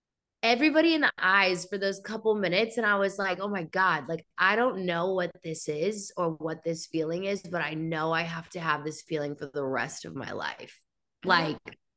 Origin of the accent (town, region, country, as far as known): Allen, Texas, United States; born or raised there; also born or lived in Chattanooga, Tennessee